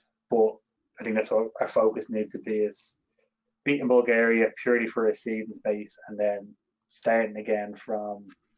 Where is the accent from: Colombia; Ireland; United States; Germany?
Ireland; I think we have to get rid of this opinion as Irish supporters that we are destined to qualify for pretty much every major tournament that comes up.